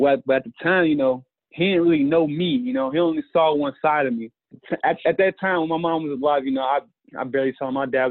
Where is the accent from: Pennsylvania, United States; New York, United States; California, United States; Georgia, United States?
Georgia, United States; when I was around like 9, growing up in Georgia